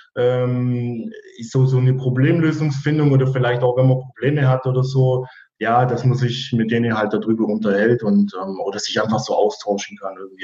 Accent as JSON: {"language": "German", "town": "Weiler im Allgäu", "region": "Bavaria", "country": "Germany", "tie": "born or raised there", "also_born_or_lived": "Ravensburg", "moved": "as an adult", "said": "Also geboren bin ich in Weiler im Allgäu, bin auch da in der Region äh, zur Schule gegangen"}